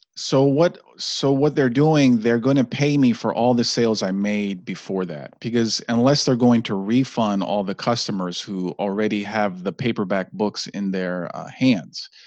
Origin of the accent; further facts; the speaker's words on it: Washington, District of Columbia, United States; also born or lived in Maryland; I was born in Washington, D C